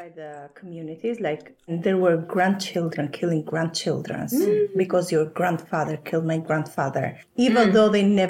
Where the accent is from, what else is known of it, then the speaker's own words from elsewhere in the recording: Vlorë, Vlorë County, Albania; I come from the south. I come from Vlora. So Vlora is like 2 hours southern. It's a beautiful city.